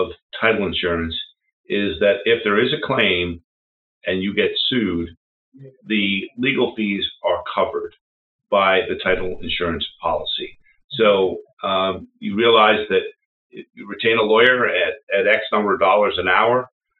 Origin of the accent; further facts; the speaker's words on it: Philadelphia, Pennsylvania, United States; I grew up in Philadelphia